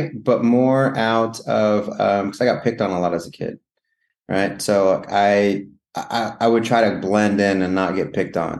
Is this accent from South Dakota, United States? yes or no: no; Rawlins, Wyoming, United States; moved away as an adult; also born or lived in Hanna, Wyoming / Laramie, Wyoming / Colorado / Nebraska; now in Los Angeles, United States; I was born in a small town called Rawlins, Wyoming. Grew up in Rawlins and Hanna, which is a neighboring town for most of my youth. We traveled, kind of moved around Rawlins, Hanna, Laramie, a little bit of Colorado.